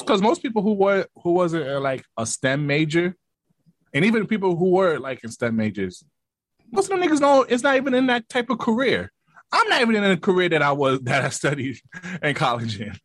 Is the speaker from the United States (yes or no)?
yes; New York City, New York, United States; I'm from Brooklyn. I rep Brooklyn hard